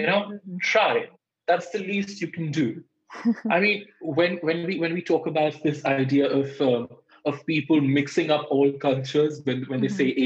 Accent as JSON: {"language": "English", "country": "India", "accent": "Indian", "moved": "as an adult", "lives_now": "United Kingdom", "said": "I'm from India"}